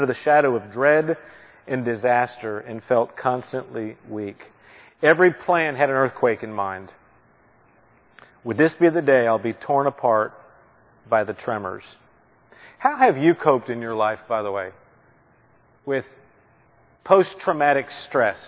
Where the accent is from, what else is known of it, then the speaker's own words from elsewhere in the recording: Philadelphia, Pennsylvania, United States; I was born in Philadelphia